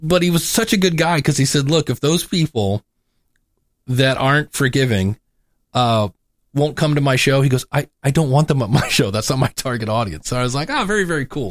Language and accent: English; Cleveland, Ohio, United States; I'm from Cleveland.